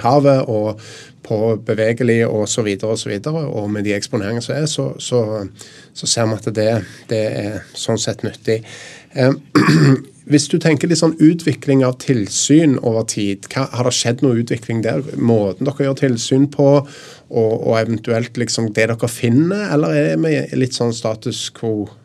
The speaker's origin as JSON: {"language": "Norwegian", "town": "Stavanger", "region": "Rogaland", "country": "Norway", "said": "Jeg er jo fra Stavanger, der det er mye oljebransje."}